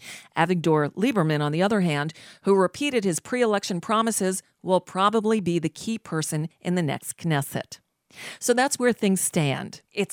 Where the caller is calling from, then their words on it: United States; I'm calling from the United States.